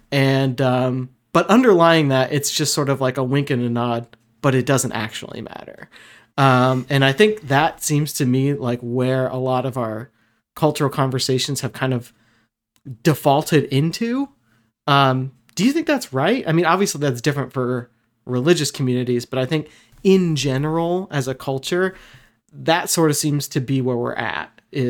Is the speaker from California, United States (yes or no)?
yes; Bay Area, California, United States; also born or lived in Washington, District of Columbia, United States; now in Alaska, United States; I grew up in the Bay Area in California and then moved to the East Coast and worked in DC for a while before moving out here to Alaska.